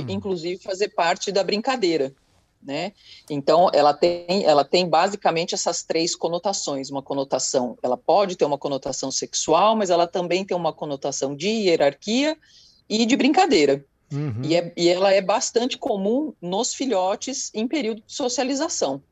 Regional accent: São Paulo, Brazil; Eu sou de São Paulo

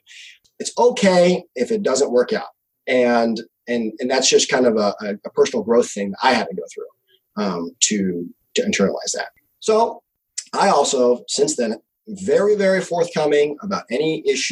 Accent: Missouri, United States; moved away as an adult; also born or lived in California; I actually moved away from California back to my home state of Missouri.

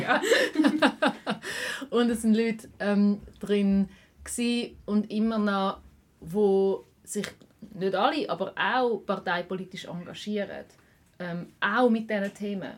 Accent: Schaffhausen, Switzerland; now in Zurich, Switzerland; in Zürich, wo ich wohne, aber auch in Schaffhausen, wo ich aufgewachsen bin

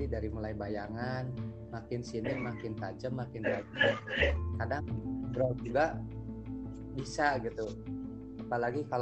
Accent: Majalengka, West Java, Indonesia; dari Kota Angin Kota Majalengka saya kuliah di Bandung di pun Unpas tercinta

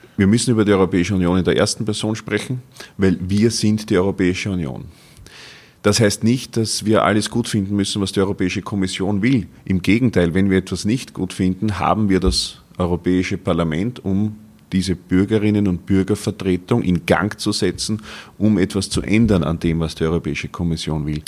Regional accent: Gerasdorf bei Wien, Lower Austria, Austria; In meiner Heimatstadt Gerasdorf

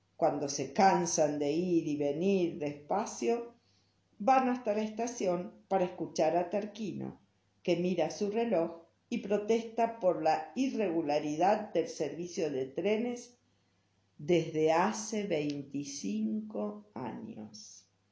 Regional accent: Buenos Aires, Argentina; now in Salta, Argentina; Cuando era chica y vivía en Buenos Aires

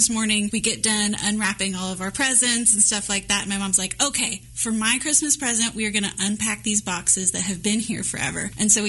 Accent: Dallas-Fort Worth area, Texas, United States; now in Kansas City, United States; I was born in the Dallas-Fort Worth area, but my dad actually grew up here. He grew up in Brookside, and so my grandparents are from here. My great-great-grandparents are buried in Forest Hill Cemetery. So I've got some Kansas City roots, for sure.

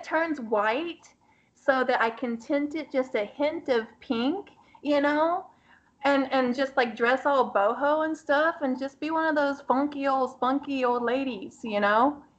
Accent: Austin, Texas, United States; And I was born and raised in Texas. I've been told that I don't sound like a normal Texan, you know, and I'm like, well, we talk proper. And I grew up in Austin, and people generally talk more proper in Austin anyway.

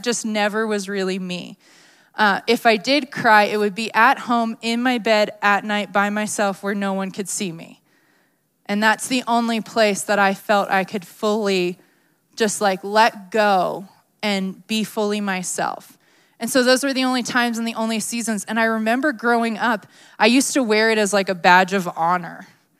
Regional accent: Maryland, United States; I grew up in Maryland, as you guys know, but I wasn't really a crier.

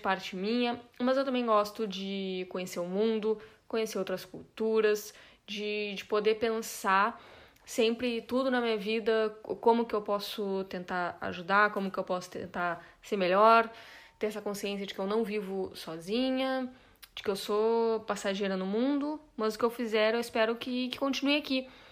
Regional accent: Brazil; sou brasileira

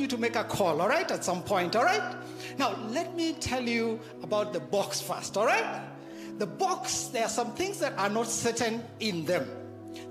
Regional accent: Kenya; I grew up in the Harambe system

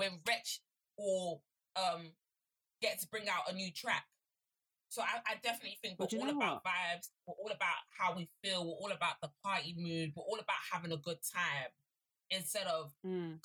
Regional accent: Nigeria; as a Nigerian woman

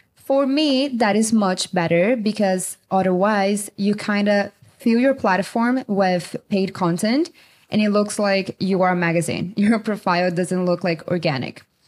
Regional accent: Brazil; moved away as an adult; also born or lived in China / Colombia / Mexico / Canada; now in United States; I'm from Brazil. I'm living in the U S since two thousand nineteen.

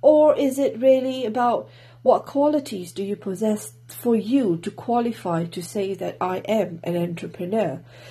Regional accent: Singapore; now in Wales, United Kingdom; I'm from Singapore, currently living in Wales, UK

